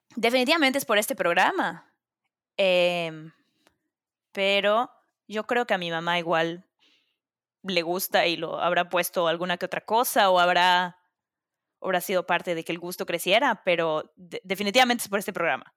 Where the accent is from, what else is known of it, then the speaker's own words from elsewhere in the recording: Mérida, Yucatán, Mexico; moved away as an adult; now in New York City, United States; … y yo somos de Mérida